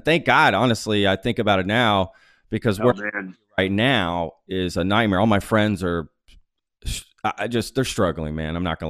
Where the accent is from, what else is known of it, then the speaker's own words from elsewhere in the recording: Dallas, Texas, United States; also born or lived in Spain; now in Austin, United States; I grew up in Texas in the Dallas area.